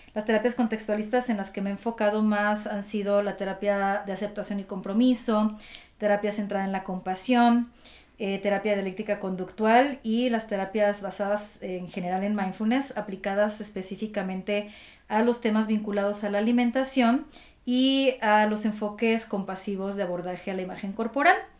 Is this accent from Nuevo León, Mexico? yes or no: no; Durango, Mexico; moved away as an adult; also born or lived in Monterrey; now in Mexico City, Mexico; Yo soy del norte del país, eh, soy de Durango